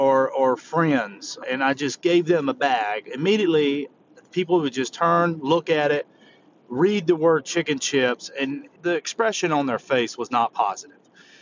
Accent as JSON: {"language": "English", "region": "the South", "country": "United States", "said": "I come from the South and I love comfort food."}